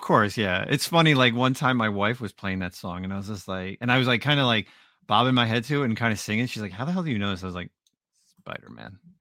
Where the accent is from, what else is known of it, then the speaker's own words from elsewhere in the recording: New Jersey, United States; I'm from Jersey, I'm white